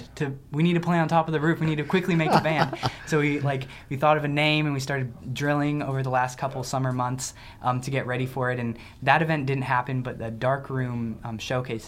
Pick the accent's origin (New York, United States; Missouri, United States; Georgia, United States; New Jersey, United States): Missouri, United States; Columbia; we grew up in Columbia, East Campus